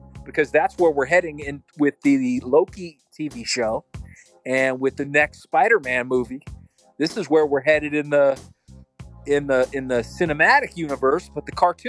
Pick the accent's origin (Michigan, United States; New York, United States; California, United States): California, United States; Northern; having family that comes from Southern California and then transplanted to the Bay Area and growing up in Northern California